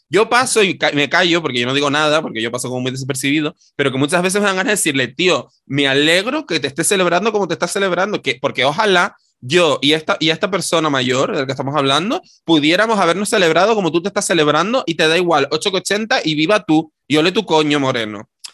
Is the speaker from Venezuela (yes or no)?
no; Canary Islands, Spain; nosotras hemos ocupado el espacio público como maricones canarios